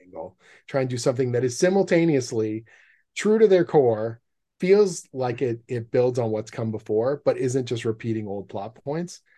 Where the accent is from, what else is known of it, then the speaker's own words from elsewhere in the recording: Canada; I'm a Canadian comic book writer